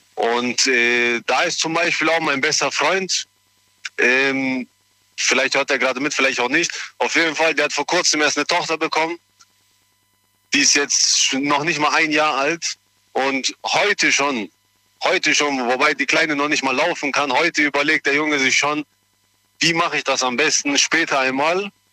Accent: Germany; Ich bin hier in Deutschland geboren und aufgewachsen.

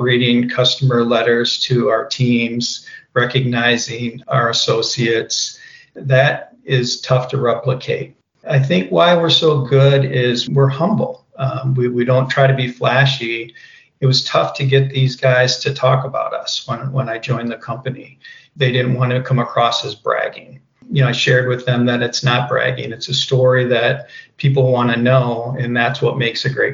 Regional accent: Iowa, United States; moved away; I'm from the Midwest, Iowa, and my dad was a meat packer

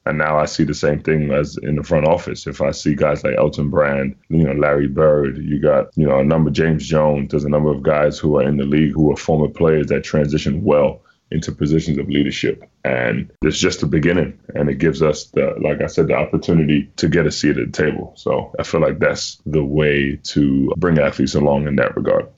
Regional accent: Ghana; moved away; also born or lived in Washington D.C., United States; my home country

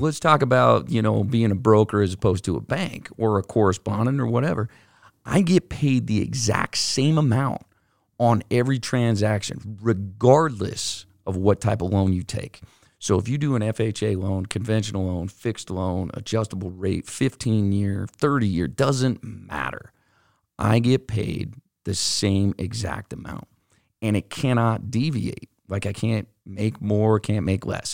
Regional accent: Utah, United States; we're from Utah

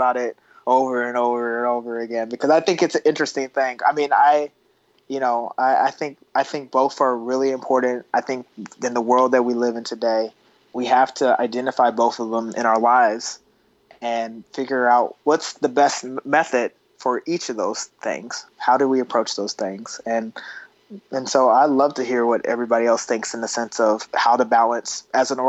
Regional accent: Kansas City, Missouri, United States; I was born in Kansas City, Missouri, on the border of Missouri and Kansas

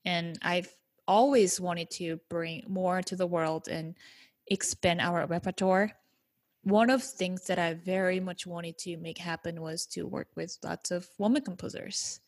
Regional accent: South Korea; moved away; growing up in South Korea

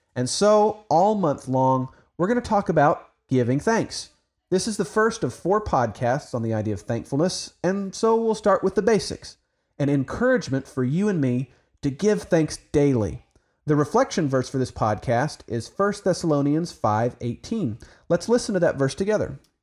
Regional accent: Oklahoma, United States; now in Texas, United States; even though I live in Texas, I'm an Oklahoman

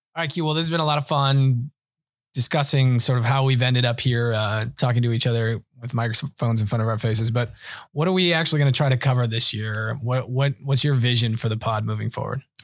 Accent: Washington, United States; moved away as an adult; also born or lived in Minnesota; now in New York, United States; I grew up in Washington State and then went to, uh, uh, college in Minnesota

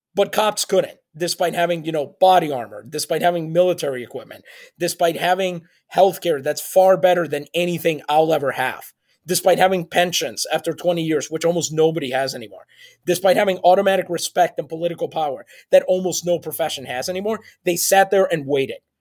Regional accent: San Juan, Puerto Rico; English is a second language; I grew up in San Juan, Puerto Rico

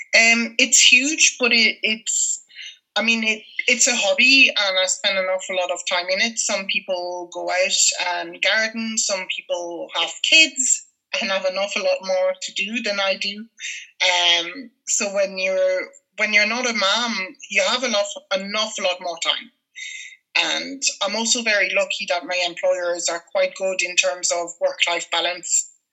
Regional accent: Paris, Île-de-France, France; moved away as an adult; now in Ireland; growing up in Paris in the 80s and the 90s

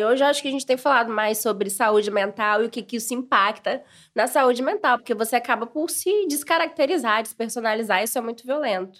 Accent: Brazil; accent: Brazilian; moved away as an adult; now in Portugal; quando nós estamos no Brasil, somos brasileiros

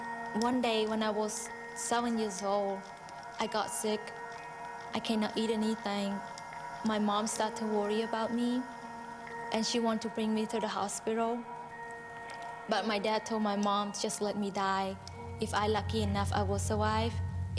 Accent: Cambodia; English is a second language; I am from Cambodia. I was born and raised on a boat in a floating village. My family was very poor because both of my parents, they uneducated.

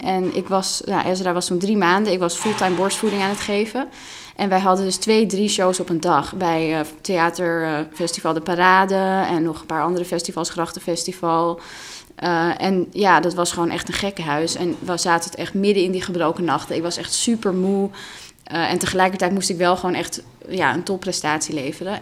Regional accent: Amsterdam, North Holland, Netherlands; first language Russian; Dutch is a second language; ik ben geboren in Amsterdam en opgegroeid als kind van twee ehm, ja, immigranten eigenlijk.

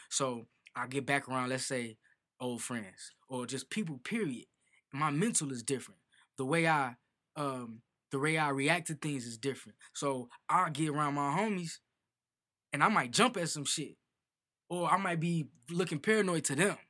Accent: Chicago, Illinois, United States; I'm an artist from Chicago.

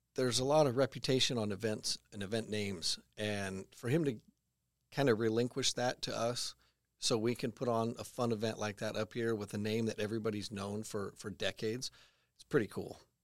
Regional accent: Sacramento, California, United States; moved away as an adult; now in Redding, United States; my history in drag racing comes from growing up around Sac Raceway

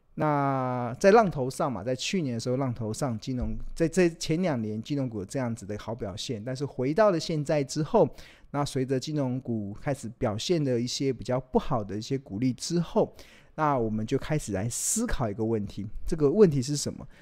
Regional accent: Taiwan; 身为 台， 台湾人。 对啊，我们如果真的发生战争，其实我们哪里也跑不了

